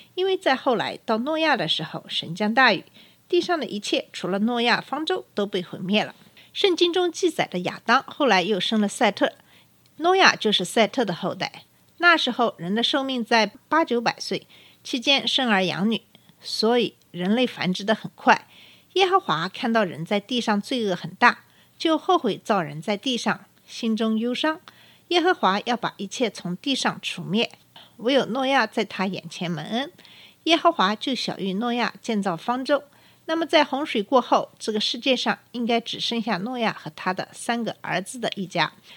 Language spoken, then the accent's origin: Chinese; China; 我这个在中国长大，接受的是无神论教育的中国人